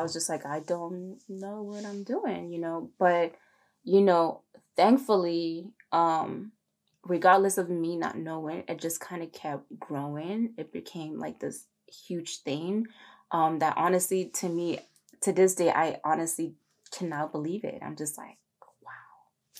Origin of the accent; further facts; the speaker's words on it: Maryland, United States; I was actually from the East Coast, from Maryland.